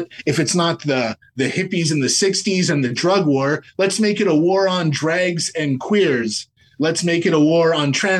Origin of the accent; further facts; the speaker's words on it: Canada; we're from Canada